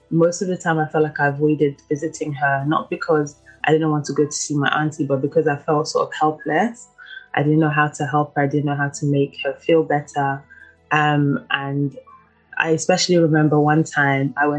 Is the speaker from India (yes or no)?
no; London, United Kingdom; also born or lived in Ivory Coast; I was born in Ivory Coast in the region of Kumasi. I was living there until about 8 years old. And then I moved to London, to the UK